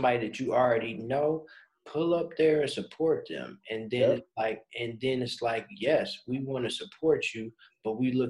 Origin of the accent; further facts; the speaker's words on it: Midwest, United States; I'm not from Chicago, but I'm from the Midwest